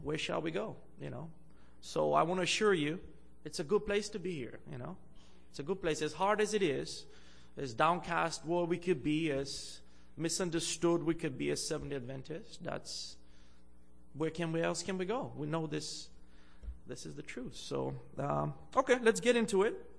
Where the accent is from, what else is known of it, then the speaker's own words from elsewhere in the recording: Bulgaria; also born or lived in Andrews University (United States); now in Canada; I'm originally from Bulgaria in Eastern Europe